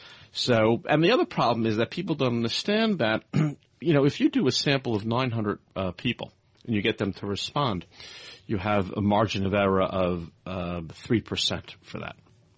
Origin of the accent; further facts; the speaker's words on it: Brooklyn, New York, United States; also born or lived in Manhattan / Tokyo / London; now in Henderson, United States; I grew up on the East Coast. I grew up in Brooklyn, lived in Manhattan. I lived in Tokyo. I lived in London. We now live most of the time in Henderson, Nevada.